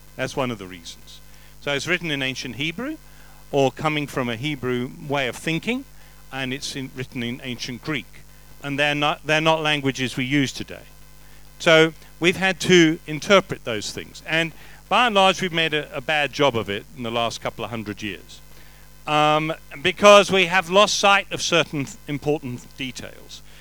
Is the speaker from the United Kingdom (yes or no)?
yes; England, United Kingdom; I'm English.